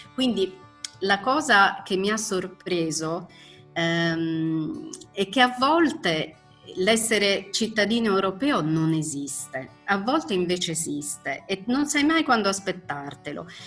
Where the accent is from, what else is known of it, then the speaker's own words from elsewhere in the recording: Italy; moved away as an adult; also born or lived in Berlin, Germany; rientrare in quello che è il mio paese, la mia lingua, i miei vecchi amici